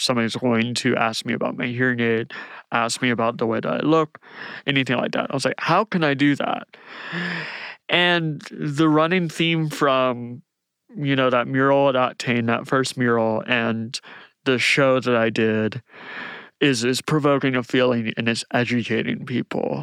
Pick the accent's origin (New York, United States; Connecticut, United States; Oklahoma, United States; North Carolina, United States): North Carolina, United States; Outer Banks; moved away as an adult; now in Atlanta, United States; I grew up in the Outer Banks of North Carolina